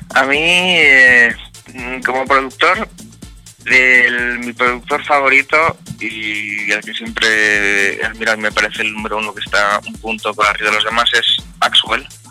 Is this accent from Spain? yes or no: yes; Vitoria-Gasteiz, Basque Country, Spain; donde vivo yo, que yo soy de Vitoria